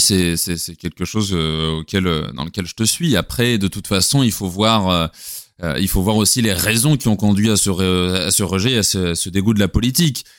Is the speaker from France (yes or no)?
yes; France; chez nous en France.